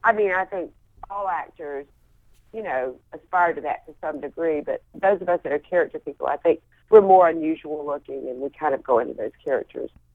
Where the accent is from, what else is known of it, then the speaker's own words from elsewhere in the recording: Wilmington, North Carolina, United States; also born or lived in Atlanta / Charlotte; then I grew up in Wilmington, and we moved to Wilmington when I was 11, and then I spent the rest of my time in Wilmington.